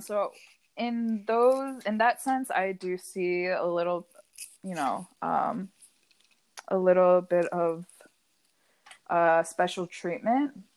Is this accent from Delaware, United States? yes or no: yes; Hockessin, Delaware, United States; also born or lived in Pennsylvania; I was raised in Delaware.